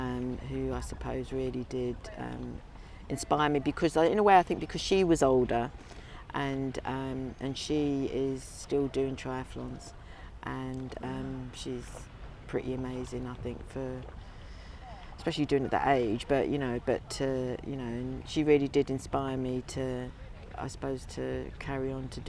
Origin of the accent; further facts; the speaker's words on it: London, United Kingdom; I think being a city girl, you know, and like growing up in London